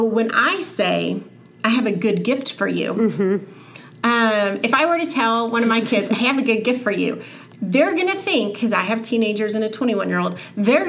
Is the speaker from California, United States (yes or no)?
no; Texas, United States; I am from Texas